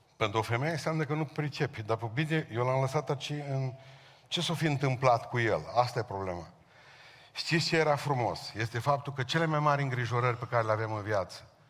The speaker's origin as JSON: {"language": "Romanian", "country": "Romania", "said": "Noi românii"}